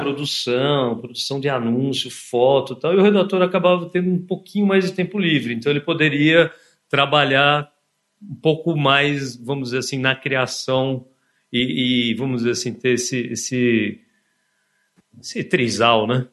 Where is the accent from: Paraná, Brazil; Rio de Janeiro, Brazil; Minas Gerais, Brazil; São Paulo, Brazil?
São Paulo, Brazil; São Bernardo do Campo; also born or lived in Santo André; eu nasci na Progressista Santo André, né? E, enfim, mas só nasci lá e depois eu, eu vivi a minha infância e adolescência do lado, na cidade de São Bernardo. Então, assim, um garoto do ABC